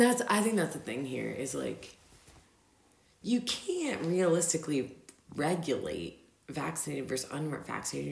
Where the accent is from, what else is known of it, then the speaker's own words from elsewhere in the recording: Virginia, United States; also born or lived in Denver; now in Austria; I'm from Virginia.